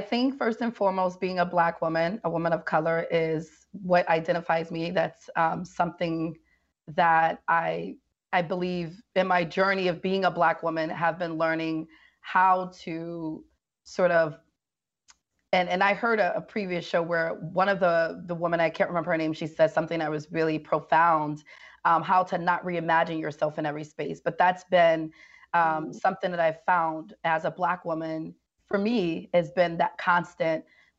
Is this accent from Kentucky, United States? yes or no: no; Bronx, New York, United States; And so growing up in the Bronx and just being a person that's seen violence and have experienced so much in life, living in the Bronx, poverty and fatherlessness and all that stuff